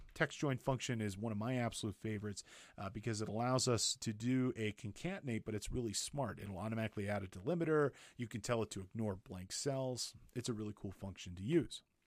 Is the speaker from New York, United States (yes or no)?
no; Big Bear Lake, California, United States; my hometown, Big Bear Lake, California